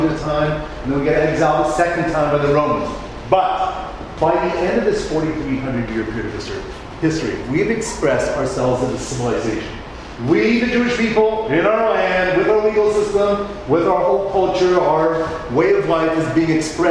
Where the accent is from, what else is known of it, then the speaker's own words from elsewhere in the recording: Canada; I'm Canadian